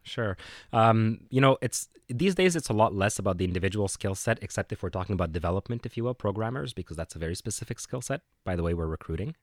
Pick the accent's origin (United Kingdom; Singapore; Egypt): Egypt; Cairo, Cairo Governorate; also born or lived in Vietnam / Dubai / New York City; now in Canada; I had a, a, uh, a development shop in Cairo, in my hometown in Egypt